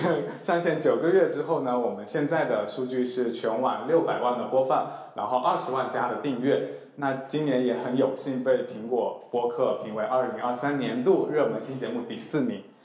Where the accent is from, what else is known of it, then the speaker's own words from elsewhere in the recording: Fujian, China; also born or lived in Chengdu; now in Shanghai, China; 我从小就是在一个很传统的福建家庭长大